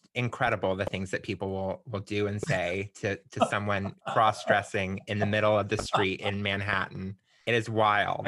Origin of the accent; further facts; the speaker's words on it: Florida, United States; moved away as an adult; also born or lived in Alabama; I grew up in Florida, but my parents had moved to Alabama